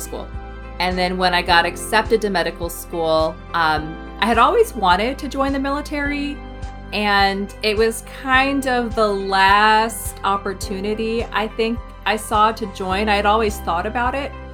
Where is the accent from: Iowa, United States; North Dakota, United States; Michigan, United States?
Iowa, United States; now in Omaha, United States; originally I'm from Iowa